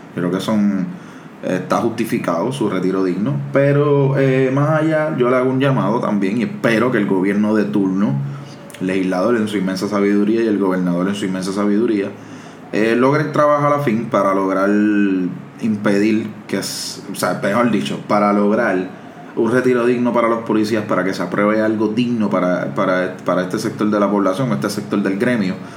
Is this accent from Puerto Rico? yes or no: yes; Cataño, Puerto Rico; yo soy de Cataño